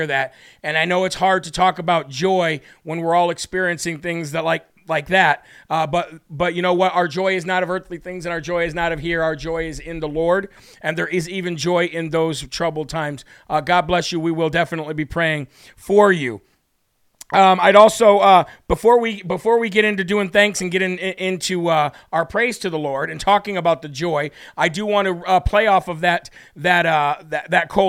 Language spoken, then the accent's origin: English; Illinois, United States; I'm from Illinois